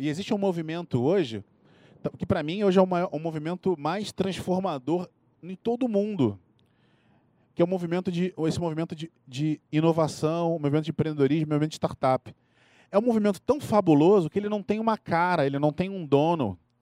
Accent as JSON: {"language": "Portuguese", "region": "Rio de Janeiro", "country": "Brazil", "tie": "born or raised there", "accent": "carioca", "moved": "as an adult", "lives_now": "São Paulo, Brazil", "said": "eu sou carioca, vocês podem notar pelo meu sotaque"}